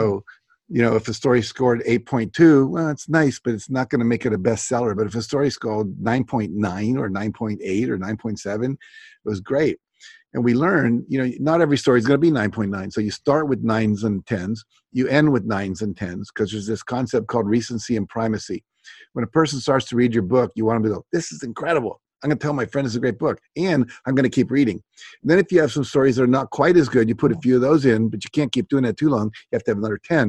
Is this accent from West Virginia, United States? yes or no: yes; West Virginia, United States; I grew up in West Virginia